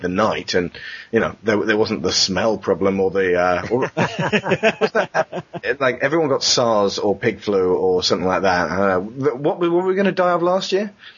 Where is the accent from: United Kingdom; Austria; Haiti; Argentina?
United Kingdom; England; we come from England where everyone pushes